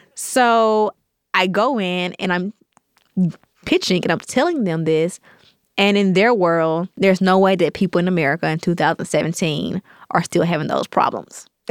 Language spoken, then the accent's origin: English; Terry, Mississippi, United States; I grew up in Terry, Mississippi, small town right outside of Jackson, Mississippi